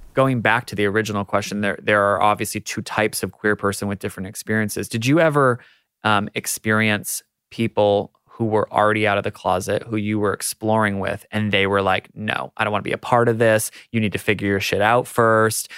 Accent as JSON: {"language": "English", "country": "United States", "moved": "as an adult", "lives_now": "Australia", "said": "as an American who moved to Australia"}